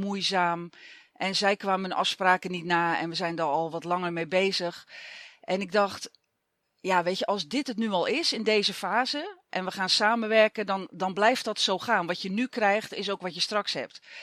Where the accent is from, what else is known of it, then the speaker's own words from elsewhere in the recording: Zeeland, Netherlands; moved away; ik kom oorspronkelijk uit Zeeland